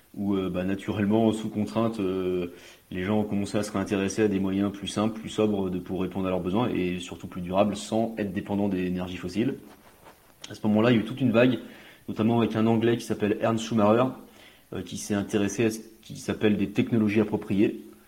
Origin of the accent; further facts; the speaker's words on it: Côtes-d'Armor, Brittany, France; j'ai eu la chance, enfin j'ai la chance de grandir euh, et d'avoir grandi à la campagne, dans les Côtes d'Armor